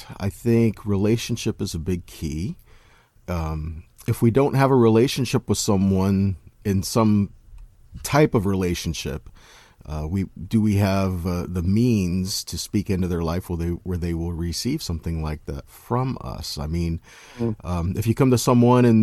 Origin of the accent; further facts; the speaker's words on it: Kentucky, United States; now in Brandon, United States; I was born in Kentucky